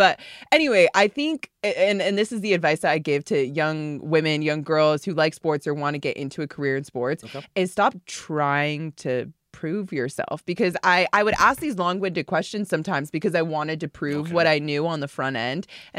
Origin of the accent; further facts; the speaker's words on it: Florida, United States; That I'm from South Florida, so I grew up watching the Miami Heat.